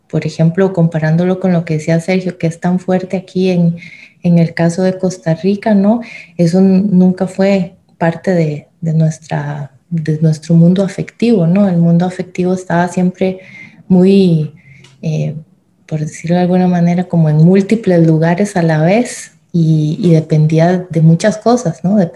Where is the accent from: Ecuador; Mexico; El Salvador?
El Salvador; born there; Yo nací en El Salvador, mi padre era salvadoreño y toda la familia paterna que tengo es salvadoreña, mi mamá es alemana